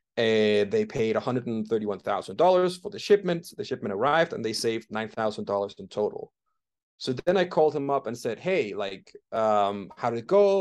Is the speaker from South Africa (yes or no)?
no; Denmark; moved away as an adult; also born or lived in London, United Kingdom; now in Bogotá, Colombia; I'm originally from Denmark